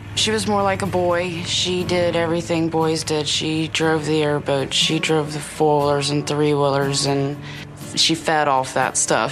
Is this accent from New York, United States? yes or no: no; Bull Creek, Florida, United States; that was our playground out there. We learned how to grow up back there